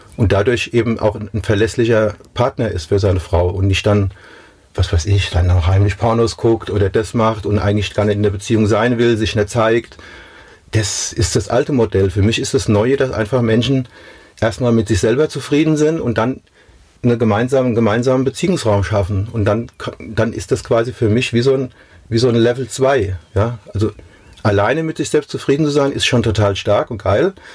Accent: Mainz, Rhineland-Palatinate, Germany; Mainz ist Mainz. Das ist da, wo ich herkomme. Das ist meine Heimat.

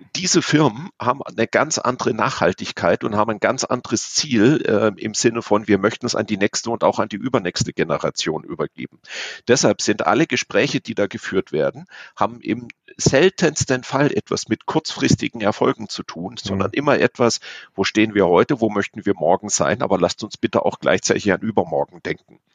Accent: Offenburg, Baden-Württemberg, Germany; also born or lived in Hamburg; now in Munich, Germany; ganz ursprünglich komme ich aus der Ecke Offenburg, also aus dem Südwesten Deutschlands

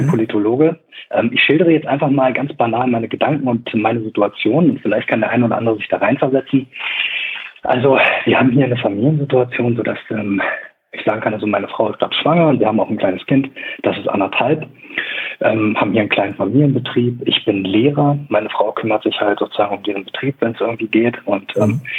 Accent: Braunschweig, Lower Saxony, Germany; also sie kommt aus Braunschweig und ich komme auch aus Braunschweig.

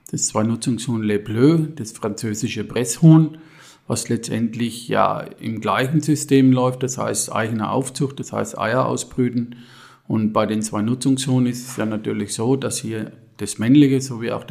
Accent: Ginolfs, Bavaria, Germany; ich bin aus Ginolfs, zum Marktober Elsbach im Biosphärenreservat Rhön bin 61 Jahre alt

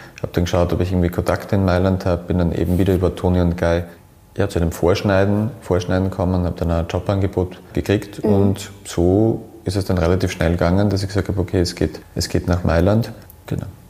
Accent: Graz, Styria, Austria; ich bin in Graz

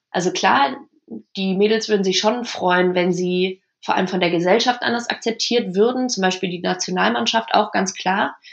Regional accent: Germany; jetzt spielt die deutsche Frauennationalmannschaft. Ähm, das ist, das ist mein Land, das ist mein, meine Heimat.

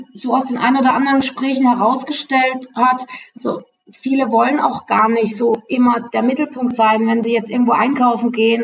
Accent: Freiburg, Baden-Württemberg, Germany; moved away; ich komme ursprünglich aus Freiburg

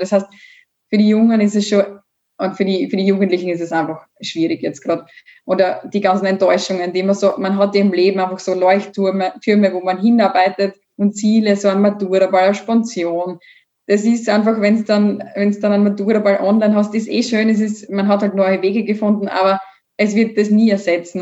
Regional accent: Bad Radkersburg, Styria, Austria; Ich komme ja aus Bad Radkersburg.

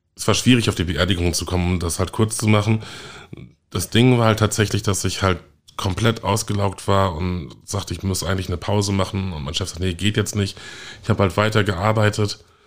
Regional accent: Münster, North Rhine-Westphalia, Germany; now in Hamburg, Germany; ich komme ja ursprünglich aus Münster und habe dort viel äh, Rassismus erlebt, wurde als kleines Kind als, als Neger beschimpft

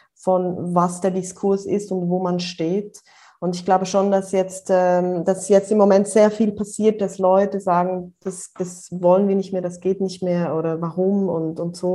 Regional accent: near Bern, Switzerland; now in Brussels, Belgium; ich komme ursprünglich aus der Nähe von Bern, aus dem Land, auf dem Land aufgewachsen und bin jetzt aber schon eine Weile in äh, Brüssel

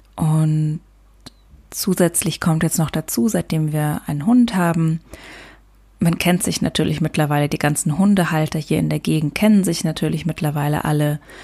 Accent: Luxembourg; now in Germany; in Luxemburg Auto fahre, also da, wo ich herkomme, auf dem Land

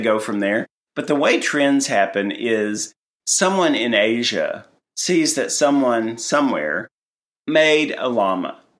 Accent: Tennessee, United States; moved away; I'm from Tennessee

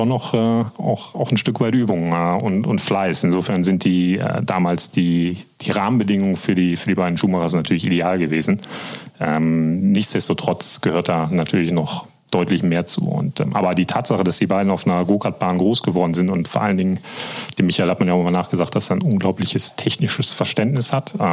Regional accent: Korschenbroich, North Rhine-Westphalia, Germany; Ich äh, heiße … Ich komme aus Korschenbrüch. Ähm, Weltmetropole kennt man.

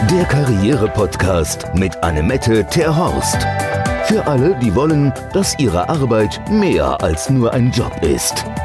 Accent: Netherlands; accent: Hamburg; German is a second language; now in Hamburg, Germany; Und ich bin auch Holländerin, seit vielen, vielen Jahren inzwischen in Hamburg.

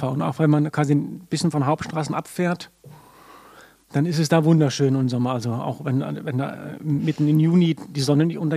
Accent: Reykjavik, Capital Region, Iceland; Ich bin geboren und aufgewachsen in Reykjavik.

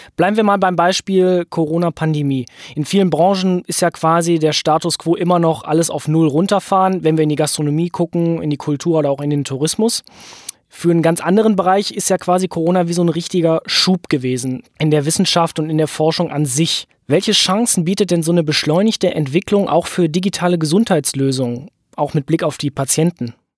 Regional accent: Rhineland, Germany; bei uns im Rheinland

